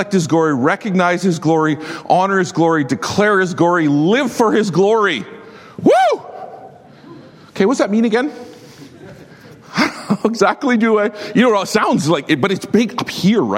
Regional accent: Saskatchewan, Canada; I'm from Saskatchewan

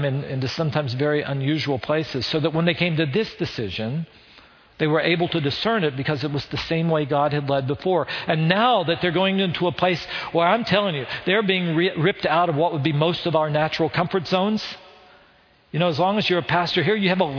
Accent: West Virginia, United States; accent: West Virginia; moved away as an adult; also born or lived in Chicago; With my West Virginia accent, 18-year-old

